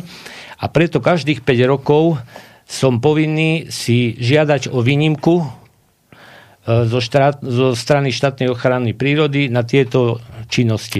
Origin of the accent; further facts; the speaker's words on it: Telgárt, Banská Bystrica Region, Slovakia; u nás na Telgarte